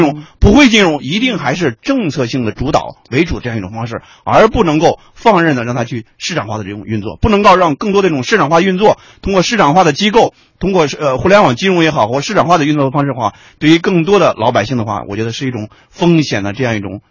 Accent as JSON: {"language": "Chinese", "region": "Shanxi", "country": "China", "tie": "born or raised there", "moved": "yes", "said": "我老家那个群体，山西老家那个群体"}